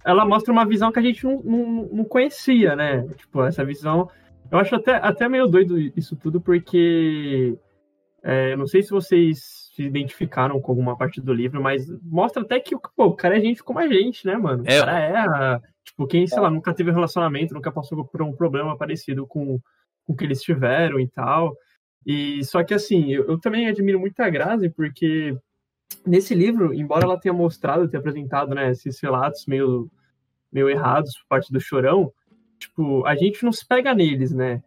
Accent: Santos, São Paulo, Brazil; a gente é caiçara, né? Porque a gente é de Santos.

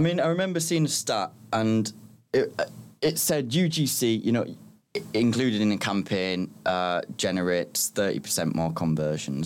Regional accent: Middlesbrough, North East England, United Kingdom; moved away as an adult; also born or lived in Liverpool; now in London, United Kingdom; I'm from Middlesbrough

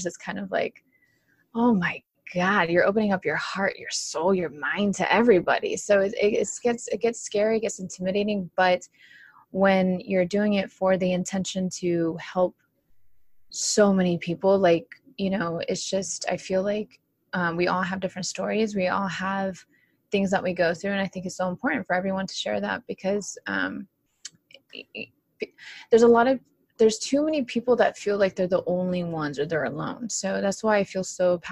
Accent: Orange County, California, United States; born and raised in Orange County, California

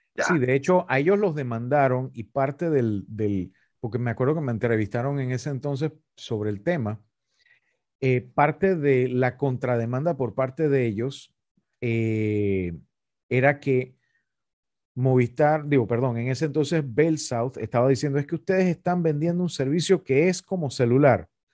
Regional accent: Panama; nos afecta como panameños

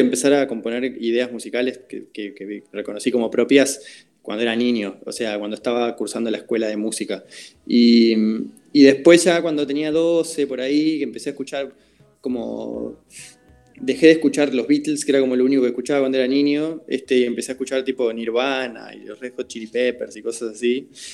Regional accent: Uruguay; mi trabajo como compositor, como músico eh, en mi país

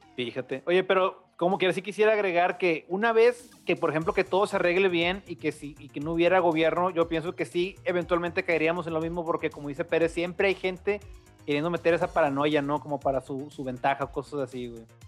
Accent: Mexico; Aquí en México somos así

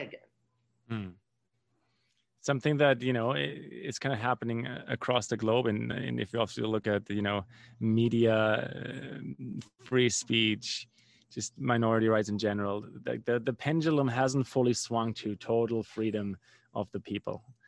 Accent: Germany; I grew up in Germany

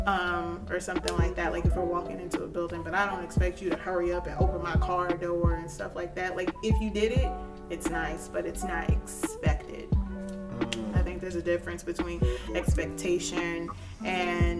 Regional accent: the South, United States; we grew up in the South

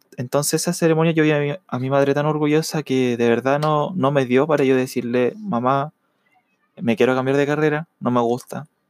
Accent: Chile; Yo soy de Chile

